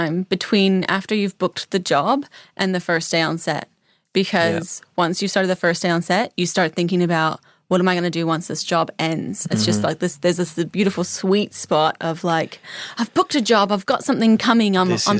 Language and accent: English; New Zealand; also born or lived in Los Angeles, United States; now in Adelaide, Australia; I moved here from Los Angeles, followed Tim, and grew up in New Zealand